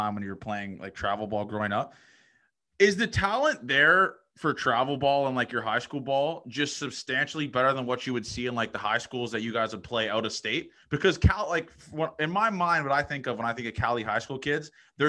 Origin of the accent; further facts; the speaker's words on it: Toronto, Ontario, Canada; I'm from Toronto.